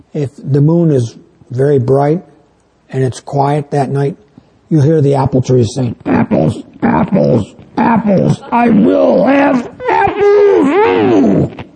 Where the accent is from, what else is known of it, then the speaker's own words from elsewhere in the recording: New York, United States; now in northern Illinois, United States; I come from New York State